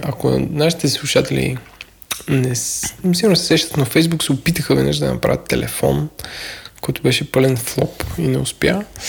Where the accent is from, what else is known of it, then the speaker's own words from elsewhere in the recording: Bulgaria; аз като българин